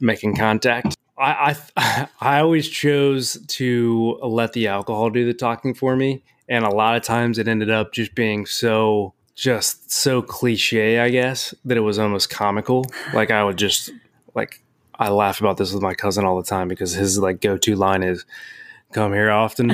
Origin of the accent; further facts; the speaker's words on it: Cincinnati, Ohio, United States; I'm from Cincinnati